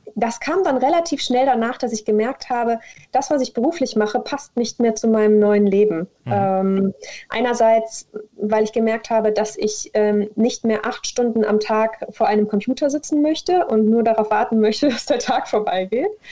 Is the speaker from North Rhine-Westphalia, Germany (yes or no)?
yes; Mönchengladbach, North Rhine-Westphalia, Germany; moved away as an adult; also born or lived in Koblenz; now in Cologne, Germany; ich komme ursprünglich aus Mönchengladbach